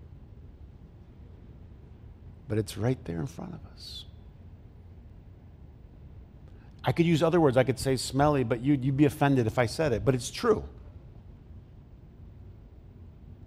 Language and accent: English; Flint, Michigan, United States; I grew up in Flint